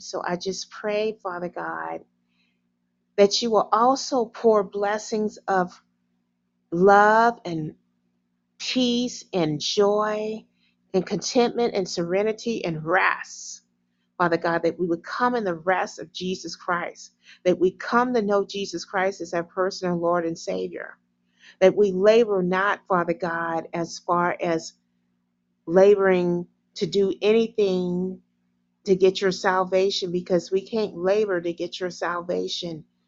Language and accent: English; United States; me as American